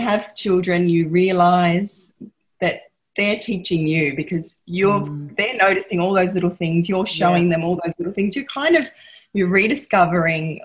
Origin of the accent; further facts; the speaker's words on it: Gippsland, Victoria, Australia; also born or lived in Melbourne; growing up in Gippsland